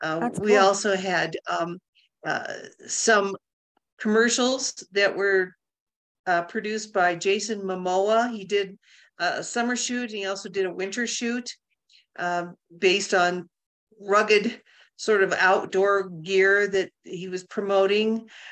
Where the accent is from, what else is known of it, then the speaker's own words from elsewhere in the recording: Denver, Colorado, United States; now in Chama, United States; We grew up in Denver and we have a family, big family up there and friends.